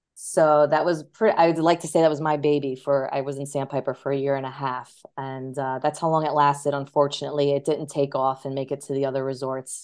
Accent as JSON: {"language": "English", "region": "New York", "country": "United States", "tie": "born or raised there", "also_born_or_lived": "Ohio / Los Angeles", "moved": "as an adult", "said": "being born and raised in New York, I always wanted to stay in New York"}